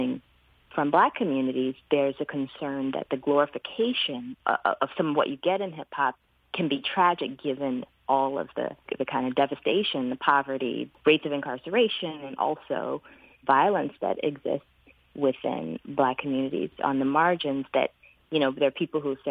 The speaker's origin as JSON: {"language": "English", "region": "Alabama", "country": "United States", "tie": "born or raised there", "said": "I was born in Alabama"}